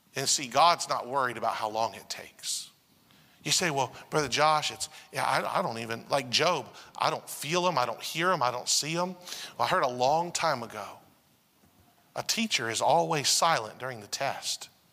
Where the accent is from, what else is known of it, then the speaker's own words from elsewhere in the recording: United States; also born or lived in Asia; as an American English speaker